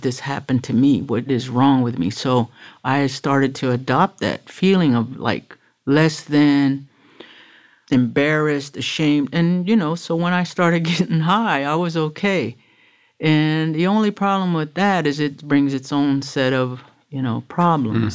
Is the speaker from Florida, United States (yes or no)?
yes; Miami, Florida, United States; also born or lived in Broward County, Florida; I was born in Jackson in Miami, nineteen fifty-seven